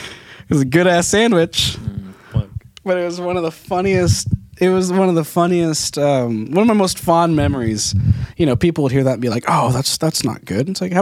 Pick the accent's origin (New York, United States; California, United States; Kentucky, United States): California, United States; Lompoc; I go, Lompoc.